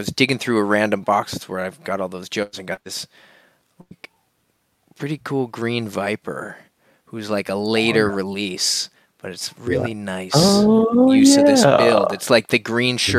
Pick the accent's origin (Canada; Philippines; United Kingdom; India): Canada; Nova Scotia; I grew up in Nova Scotia where we have a lot of lobster